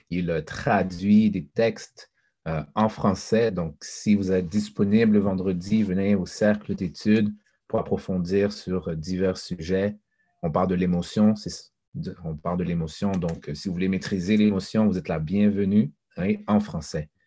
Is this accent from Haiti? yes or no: yes; Haiti; moi je suis un haïtien, donc tout ce qui est haïtien, je dois élever